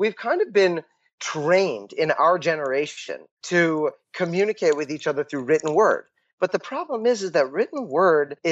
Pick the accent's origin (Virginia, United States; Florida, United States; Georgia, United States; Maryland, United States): Maryland, United States; Columbia; moved away as an adult; also born or lived in Morristown, New Jersey; now in Israel; I was born in Columbia, Maryland. Grew up in Columbia and the suburbs around it